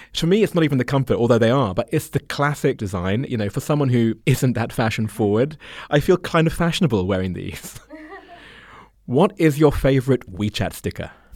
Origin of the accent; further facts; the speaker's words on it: United Kingdom; now in China; as a Brit